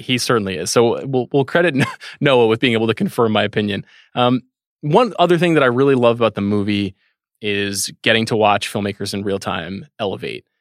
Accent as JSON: {"language": "English", "area": "Long Island", "region": "New York", "country": "United States", "tie": "born or raised there", "said": "so many people I grew up with on Long Island"}